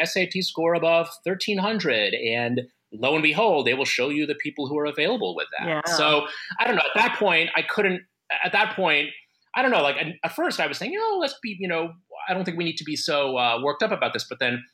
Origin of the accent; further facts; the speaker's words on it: United States; I'm Asian American, Filipino American specifically